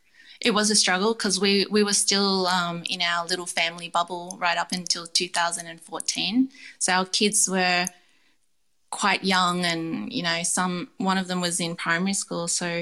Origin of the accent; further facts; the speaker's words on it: Canberra, Australian Capital Territory, Australia; Eddie Crescent was where the street I grew up on in Canberra when me and Vin first met.